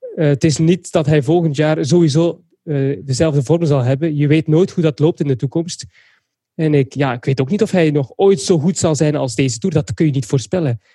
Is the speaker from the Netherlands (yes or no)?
no; Belgium; als Belg